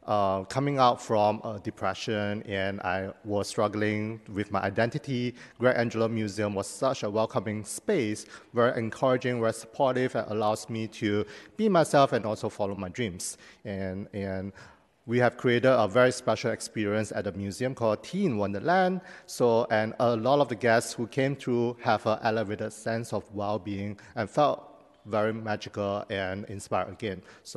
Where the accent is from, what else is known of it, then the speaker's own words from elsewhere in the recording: Malaysia; I'm also originally from Malaysia.